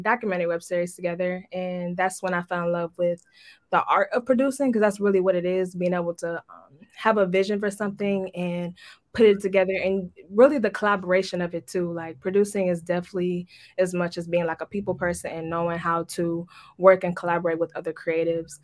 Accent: Detroit, Michigan, United States; growing up in Detroit

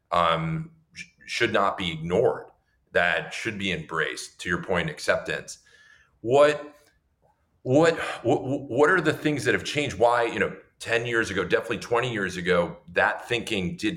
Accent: United States; as an American Jew

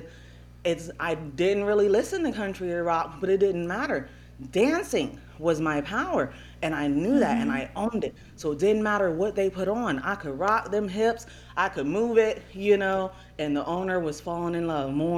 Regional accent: Upper East Coast, PA, Pennsylvania, United States; From the Upper East Coast, PA.

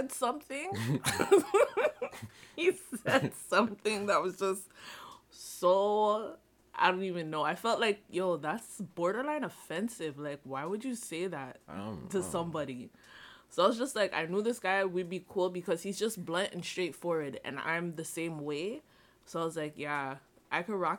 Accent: Toronto, Ontario, Canada; I'm from Toronto

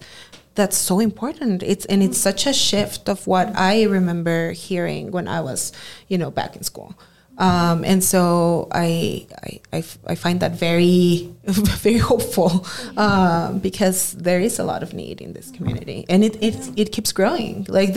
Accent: Ciudad Juárez, Chihuahua, Mexico; now in El Paso, United States; I think I was born and raised in Juarez, and then I moved here later.

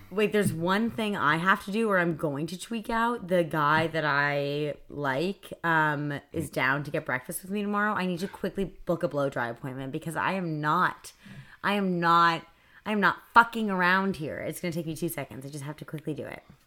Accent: New York City, New York, United States; I grew up on the Upper West Side

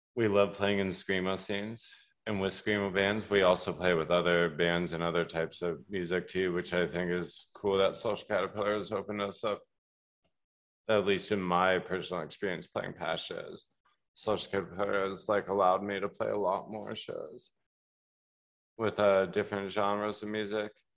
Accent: Colorado, United States; now in Milwaukee, United States; I grew up in Colorado

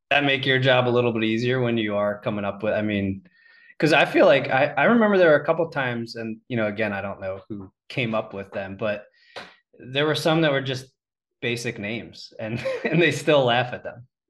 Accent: Pennsylvania, United States; being from Pennsylvania

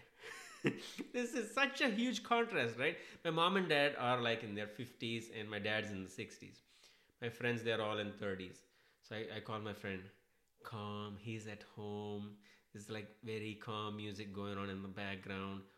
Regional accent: Hyderabad, Telangana, India; moved away as an adult; also born or lived in Chennai; I am from Hyderabad

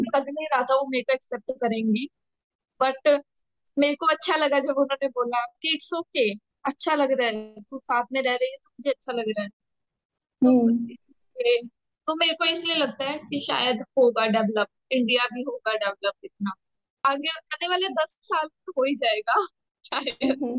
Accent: Haryana, India; moved away; मैं हरियाणा से बिलोंग करती

